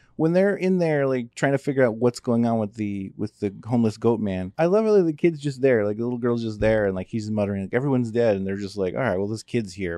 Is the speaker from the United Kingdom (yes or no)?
no; United States; because we're American